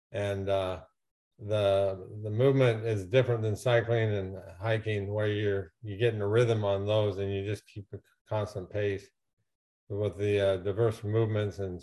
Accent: Las Vegas, Nevada, United States; I grew up in the Las Vegas area

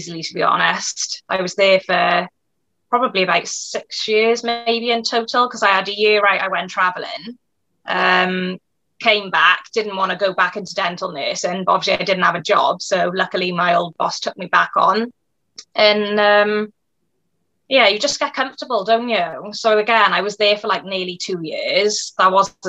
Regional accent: Cwmbran, Wales, United Kingdom; I'm from a little town called Cwmbran, which is in South Wales.

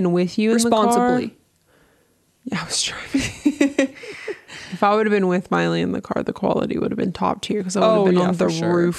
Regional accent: Lost Creek, West Virginia, United States; I'm from Lost Creek, but you know what? I'm from the better part of West Virginia, the northern part now.

